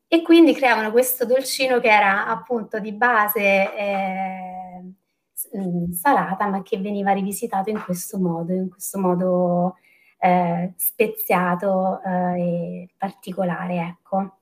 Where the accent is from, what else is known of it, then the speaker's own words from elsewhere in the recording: Terni, Umbria, Italy; io mm, vengo da, da, Terni e la storia della, mm, che mi piace raccontare appunto è, è proprio un prodotto tipico della, di Terni, della, della mia città